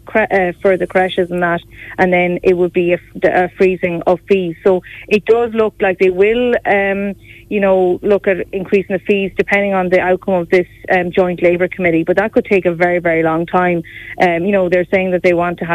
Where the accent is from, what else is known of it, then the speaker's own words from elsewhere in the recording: Galway, Connacht, Ireland; I'm from Galway